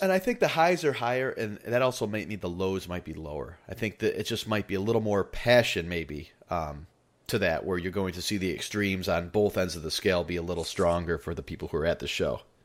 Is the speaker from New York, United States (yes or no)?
yes; New York, United States; moved away; I'm from New York originally